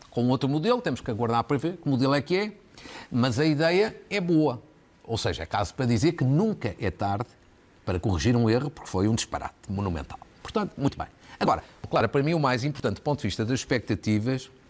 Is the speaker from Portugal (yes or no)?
yes; Portugal; eu quero ter expectativas positivas como, como bom cidadão e como bom português